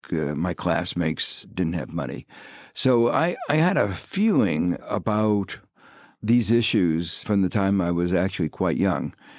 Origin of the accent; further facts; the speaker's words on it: Gary, Indiana, United States; moved away; I grew up in Gary, Indiana, which is a steel town on the southern shore of Lake Michigan